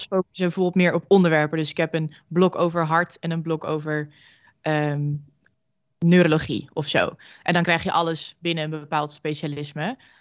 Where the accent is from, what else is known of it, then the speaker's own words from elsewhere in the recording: Groningen, Netherlands; moved away as an adult; now in Amsterdam, Netherlands; ik kom zelf uit Groningen, dus eh, flink ver verhuisd voor studie